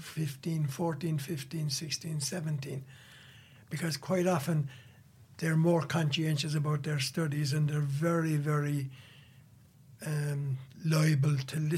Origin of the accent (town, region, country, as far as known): Watergrass Hill, County Cork, Ireland; born or raised there